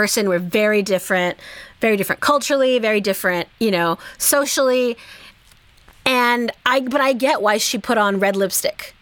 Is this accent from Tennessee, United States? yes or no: no; Bay Area, California, United States; I grew up in the Bay Area in California